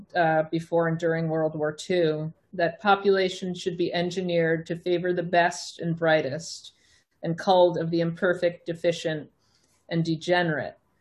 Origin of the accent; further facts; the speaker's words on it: Long Island, New York, United States; I grew up on Long Island myself